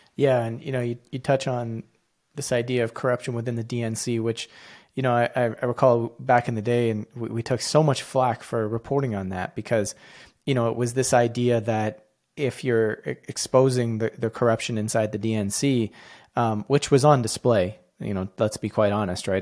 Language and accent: English; Canada; as a Canadian